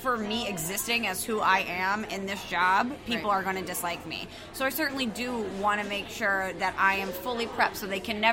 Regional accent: St. Louis, Missouri, United States; I'm from St. Louis

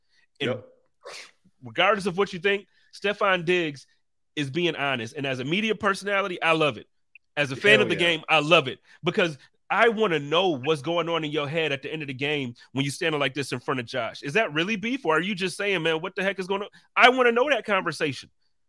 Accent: Buffalo, New York, United States; growing up in Buffalo, we obviously didn't have a basketball team.

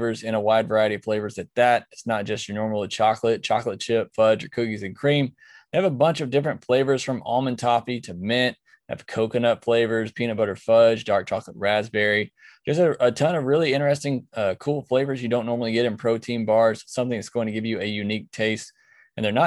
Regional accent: near Auburn, Alabama, United States; Near my hometown

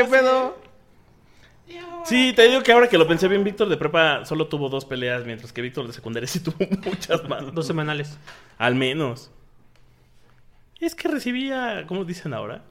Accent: Mexico; los mexicanos somos los, irlandeses de América

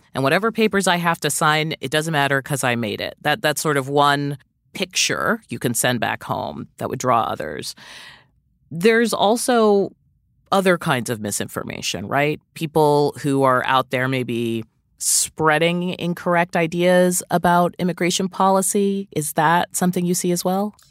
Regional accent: Jamaica; I'm from Jamaica

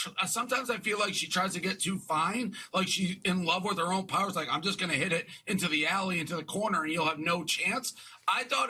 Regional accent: Boston, Massachusetts, United States; moved away as an adult; now in New York, United States; I'm from Boston, but I've been in New York 10 years

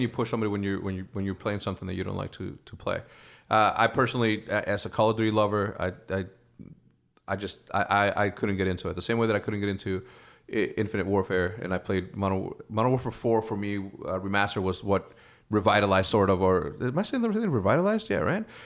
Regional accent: Wheeling, Illinois, United States; I'm from Wheeling, Illinois

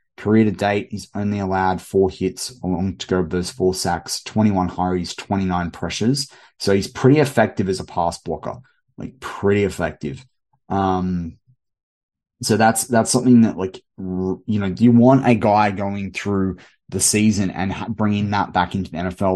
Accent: Australia

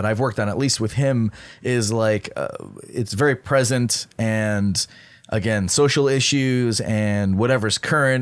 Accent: Toronto, Ontario, Canada; moved away as an adult; I'm originally from Toronto, Canada

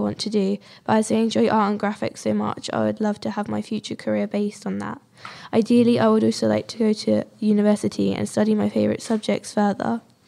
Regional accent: Bedford, East of England, United Kingdom; I was born in Bedford and I still live here.

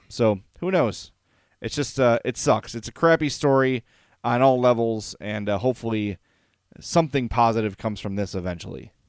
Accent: Oak Lawn, Illinois, United States; also born or lived in Homewood; I grew up in Oak Lawn. I grew up in a lily white neighborhood.

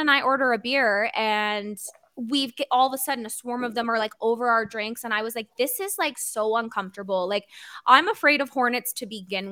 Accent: Niagara Falls, Ontario, Canada; moved away; we're both from Niagara Falls

